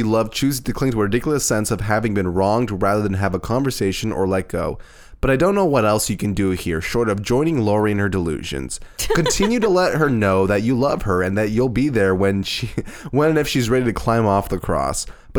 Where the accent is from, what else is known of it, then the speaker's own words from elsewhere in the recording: Canada; we're Canadian.